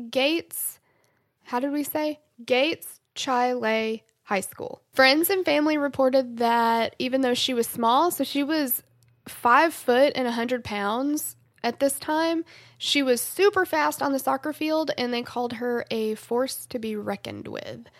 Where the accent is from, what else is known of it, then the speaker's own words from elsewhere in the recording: the South, United States; I'm from the South